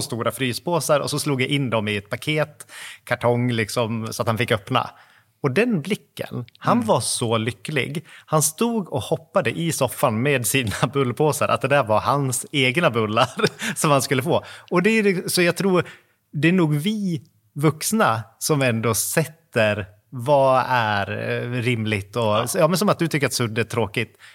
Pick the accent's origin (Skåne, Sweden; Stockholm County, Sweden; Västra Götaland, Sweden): Västra Götaland, Sweden; Floby; moved away; när vi är hemma i Floby